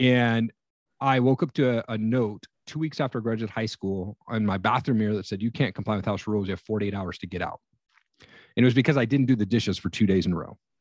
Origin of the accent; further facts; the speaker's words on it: Eastern Washington, United States; now in Northern Idaho, United States; I grew up in Eastern Washington.